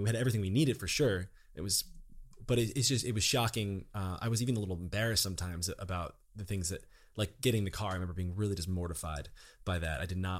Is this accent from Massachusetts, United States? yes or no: no; Toms River, New Jersey, United States; So New Jersey, I grew up in Toms River, New Jersey. I'd say just working class, middle class town.